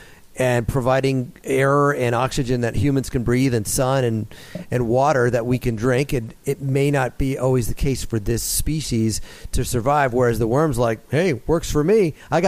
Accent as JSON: {"language": "English", "town": "Concord", "region": "California", "country": "United States", "tie": "born or raised there", "said": "I grew up in Concord, California, blue collar 60s and 70s, and we were all pretty much the same."}